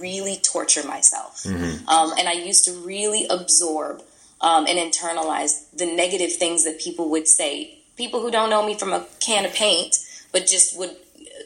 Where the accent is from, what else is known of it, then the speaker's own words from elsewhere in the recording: Toronto, Ontario, Canada; moved away as an adult; also born or lived in New York; now in California, United States; We're both from Toronto